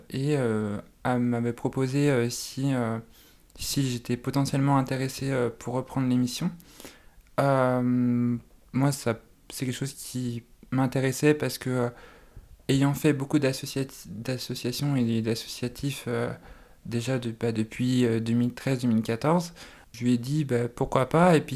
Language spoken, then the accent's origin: French; Nantes, Pays de la Loire, France; moved away; also born or lived in Lyon; j'ai 28 ans, je suis originaire de Nantes.